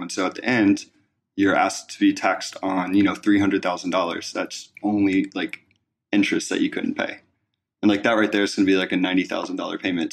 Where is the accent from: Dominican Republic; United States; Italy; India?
United States; East Coast; moved away; I'm originally from the East Coast